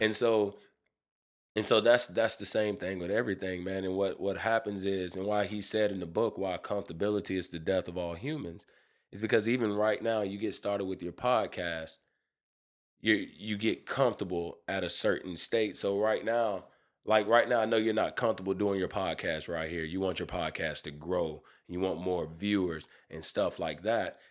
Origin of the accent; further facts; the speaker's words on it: United States; I'm an American. I was born, I wasn't born in Africa.